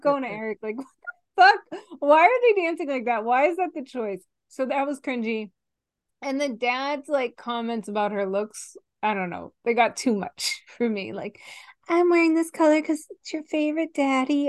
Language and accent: English; Stoughton, Massachusetts, United States; I'm from Stoughton, Massachusetts originally